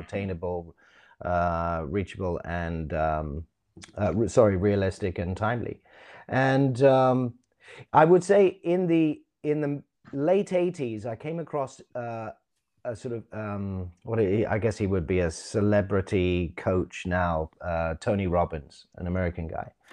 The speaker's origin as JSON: {"language": "English", "region": "London", "country": "United Kingdom", "tie": "born or raised there", "said": "I was born in England, born in London, went to school here. until I was about sixteen."}